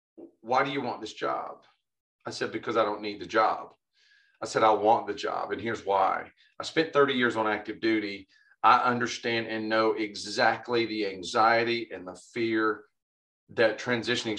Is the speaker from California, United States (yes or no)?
no; Dalton, Georgia, United States; I grew up in Northwest Georgia, and it's a big carpet area. So the city I live in, Dalton, Georgia